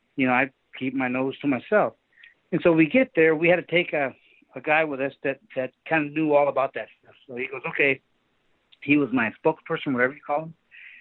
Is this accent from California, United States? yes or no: yes; Sacramento, California, United States; born or raised there